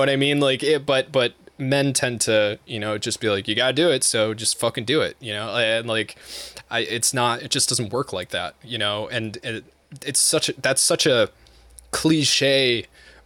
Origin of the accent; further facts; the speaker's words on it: United States; I'm American